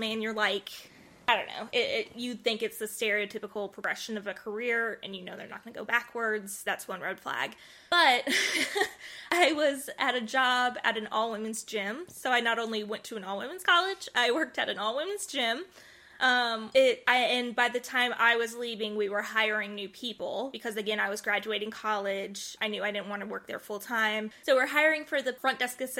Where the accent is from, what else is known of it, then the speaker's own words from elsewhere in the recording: Georgia, United States; we're both from Georgia